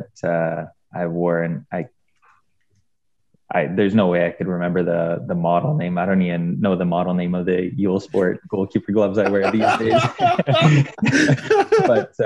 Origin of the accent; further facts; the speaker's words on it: Edmonton, Alberta, Canada; I'm from Edmonton